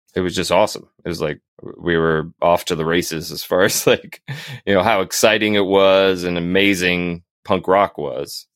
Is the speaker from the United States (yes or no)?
yes; Northern Virginia, United States; moved away as an adult; also born or lived in North Carolina; now in Hillsborough, United States; I was born in North Carolina, but I was raised mostly in Northern Virginia.